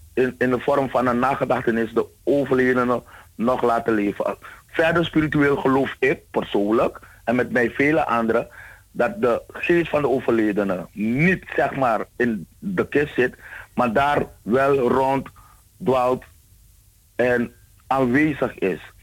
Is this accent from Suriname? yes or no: yes; Suriname; moved away; als Surinamers, als allochtonen